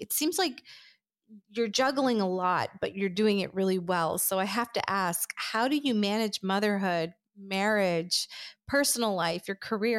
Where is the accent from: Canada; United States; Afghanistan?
Afghanistan; moved away; I'm originally from Afghanistan